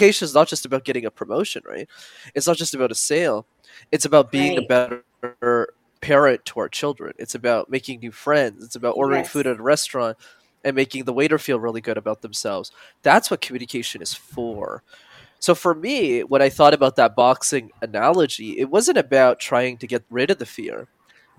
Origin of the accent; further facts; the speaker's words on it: Montreal, Quebec, Canada; I grew up in Montreal, which is a city you need to know how to speak French in. And it's a language I didn't know.